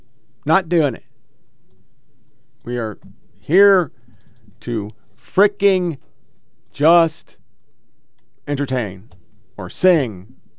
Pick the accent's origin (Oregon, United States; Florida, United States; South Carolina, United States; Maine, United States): Oregon, United States; I'm from Oregon, so I should not be twanging, but somehow I twang